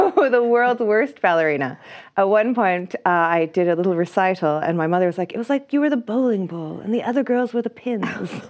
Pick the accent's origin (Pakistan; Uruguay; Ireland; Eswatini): Ireland; I'm Irish, so I can be like, "I went, I did arts in U C D